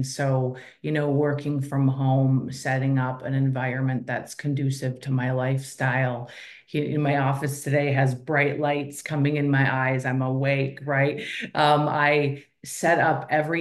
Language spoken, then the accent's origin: English; Minnesota, United States; I am a girl from Minnesota. So I was raised by a single mom.